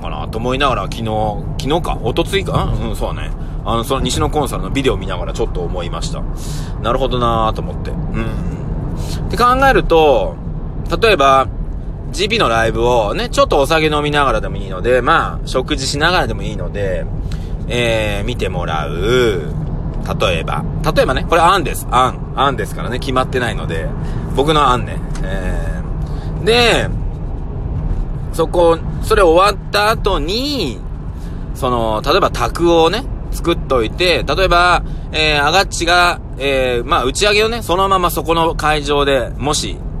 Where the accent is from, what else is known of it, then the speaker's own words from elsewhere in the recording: Nagoya, Aichi, Japan; 僕は名古屋生まれ名古屋育ちなんですけど、うちの親は沖縄人で